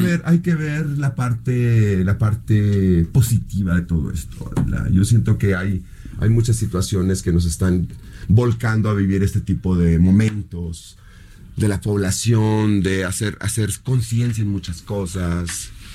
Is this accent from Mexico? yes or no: yes; Mexicali, Baja California, Mexico; first language Spanish; moved away; Yo crecí en Mexicali, donde California